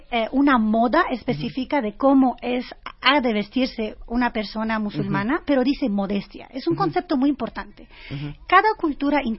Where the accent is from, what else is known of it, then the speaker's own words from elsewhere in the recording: France; moved away; crecí en Francia y Francia es muy antiislámico.